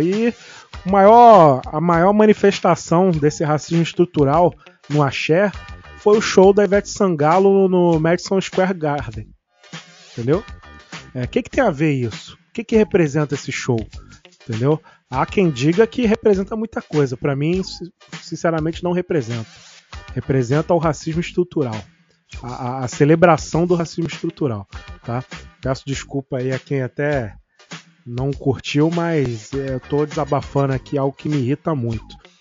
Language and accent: Portuguese; Rio de Janeiro, Brazil; a gente é carioca